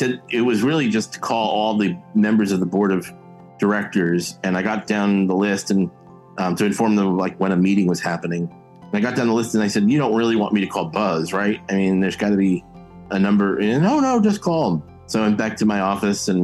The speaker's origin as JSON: {"language": "English", "town": "West Orange", "region": "New Jersey", "country": "United States", "tie": "born or raised there", "said": "I grew up in West Orange, New Jersey, which claim to fame is where Edison invented the light bulb, about 45 minutes outside of New York City"}